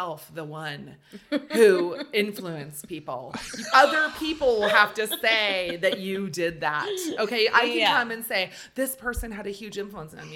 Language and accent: English; Bay Area, California, United States; also born or lived in New York; growing up in the Bay Area